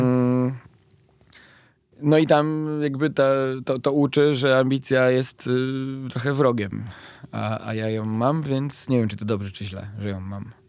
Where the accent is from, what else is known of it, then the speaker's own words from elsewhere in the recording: Bielsko-Biała, Silesian Voivodeship, Poland; pochodzę z Bielska-Białej, które jest stosunkowo blisko Wisły